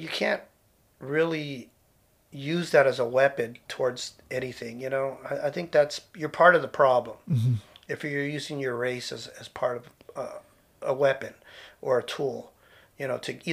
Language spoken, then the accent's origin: English; San Jose, California, United States; growing up in East San Jose during the 70s and 80s